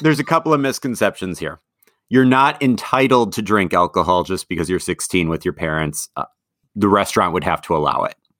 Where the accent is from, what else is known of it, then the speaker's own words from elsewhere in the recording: Madison, Wisconsin, United States; also born or lived in Eau Claire, Wisconsin; Growing up in Madison